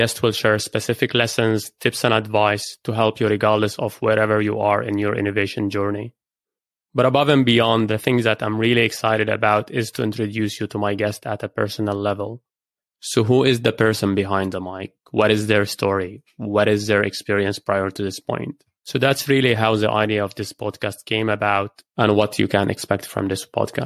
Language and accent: English; Lebanon; moved away as an adult; also born or lived in Edinburgh / Beirut / Cambridge / Dubai; I grew up in Lebanon